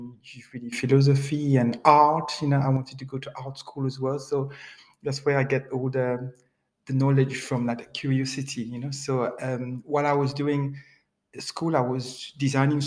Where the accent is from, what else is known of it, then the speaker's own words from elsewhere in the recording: Guadeloupe; English is a second language; moved away as an adult; also born or lived in Paris, France; now in Nottingham, United Kingdom; But I grew up in the Caribbean all my life, since I was 23, in an island called Guadeloupe, a beautiful island, French-speaking island